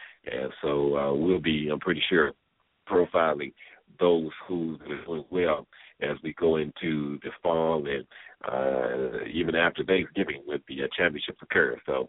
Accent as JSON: {"language": "English", "town": "Atlanta", "region": "Georgia", "country": "United States", "tie": "born or raised there", "said": "This is the first full week of high school football in the Atlanta area where I'm coming to you from. And, of course, that's my hometown."}